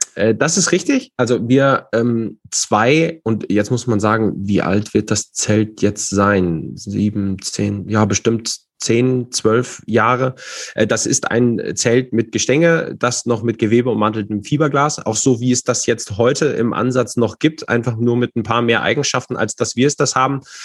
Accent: Fulda, Hesse, Germany; ich äh, komme und bin aus Fulda, äh, zwar nicht gebürtig, aber sehr schnell hierher gezogen.

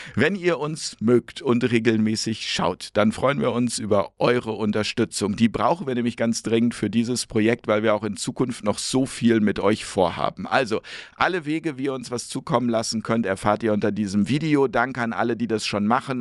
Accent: Hamburg, Germany; aus meiner Heimatstadt äh, Hamburg

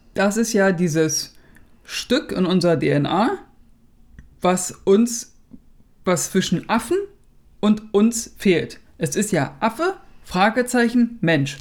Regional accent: Germany; hier bei uns in Deutschland

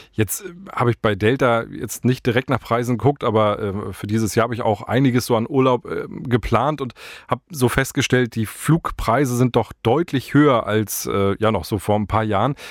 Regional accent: Hamburg, Germany; Als Hamburger sage ich gute Wahl.

